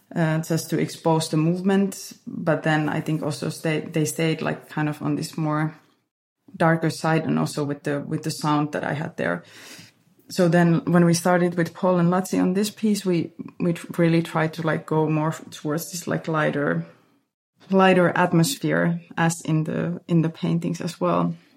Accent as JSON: {"language": "English", "country": "Finland", "tie": "born or raised there", "moved": "yes", "lives_now": "Berlin, Germany", "said": "this place where where I grew up"}